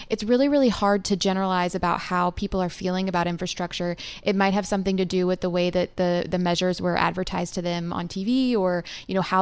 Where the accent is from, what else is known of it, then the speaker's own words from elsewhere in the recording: North Carolina, United States; that affected my home state of North Carolina.